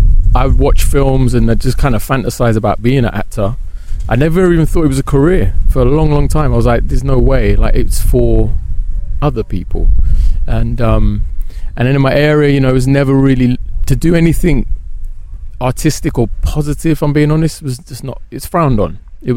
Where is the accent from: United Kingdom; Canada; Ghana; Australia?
United Kingdom; Birmingham, West Midlands; accent: Brummy; now in London, United Kingdom; Well, I'm practically a Londoner now, but I am from Birmingham, yeah.